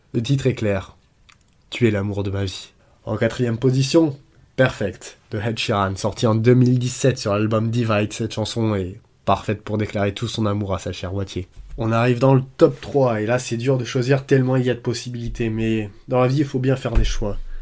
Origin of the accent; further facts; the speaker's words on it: France; en tant que Français